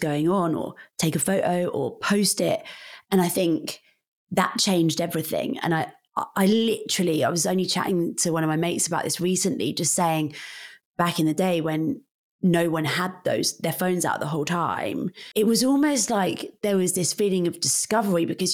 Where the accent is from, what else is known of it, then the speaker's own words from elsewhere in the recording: Northampton, East Midlands, United Kingdom; moved away as an adult; also born or lived in London; I'm from Northamptonshire